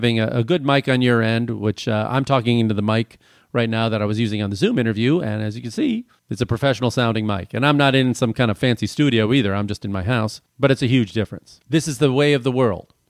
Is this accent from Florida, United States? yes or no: no; Chicago, Illinois, United States; I'm from Chicago